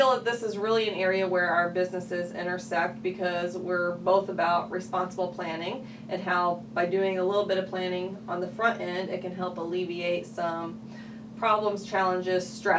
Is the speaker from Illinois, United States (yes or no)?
yes; Lincoln, Illinois, United States; I grew up in Lincoln. That's my hometown.